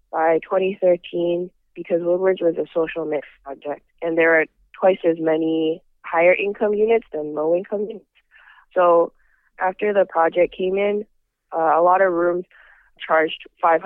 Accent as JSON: {"language": "English", "town": "Vancouver", "region": "British Columbia", "country": "Canada", "tie": "born or raised there", "said": "I grew up in Vancouver"}